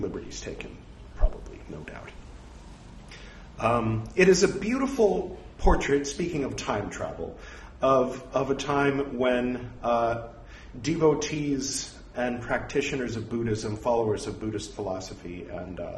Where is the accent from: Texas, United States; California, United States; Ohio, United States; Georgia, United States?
California, United States; accent: California; my California accent